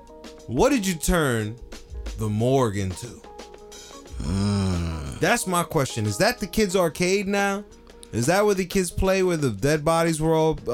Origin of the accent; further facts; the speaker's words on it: Jersey City, New Jersey, United States; That's where I was born.